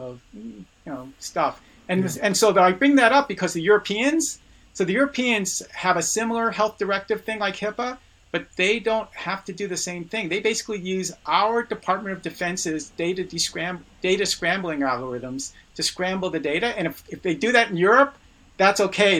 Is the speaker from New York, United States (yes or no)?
yes; New York City, New York, United States; I was born in the Bronx